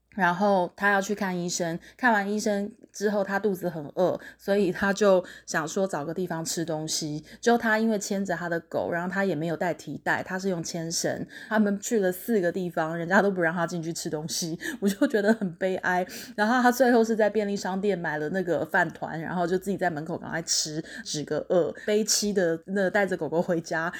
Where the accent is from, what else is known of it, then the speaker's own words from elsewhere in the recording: Taiwan; 开学没多久就历经了我们台湾第一次遇到的就是非常大规模的 work from home